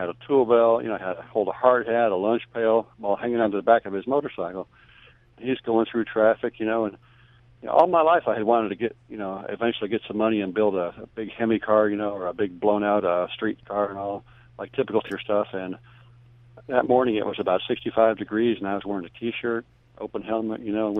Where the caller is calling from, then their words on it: Jacksonville, Florida, United States; I'm calling from Jacksonville, Florida.